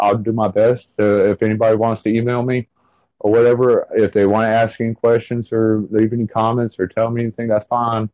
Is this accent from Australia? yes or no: no; the South, United States; accent: Southern; also born or lived in South Carolina / North Carolina; you have to excuse my accent and everything because I am from the South